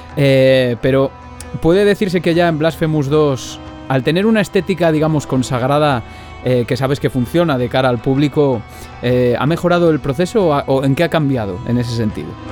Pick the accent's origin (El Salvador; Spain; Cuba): Spain; Zamora, Castile and León; also born or lived in Palencia; yo soy zamorano